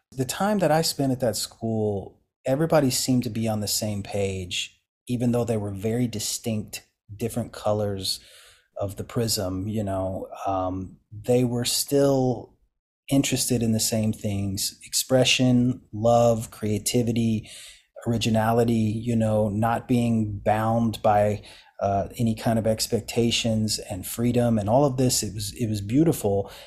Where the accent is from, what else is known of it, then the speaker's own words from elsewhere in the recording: eastern Kentucky, United States; moved away; I grew up in Appalachian Kentucky, uh, s, eastern Kentucky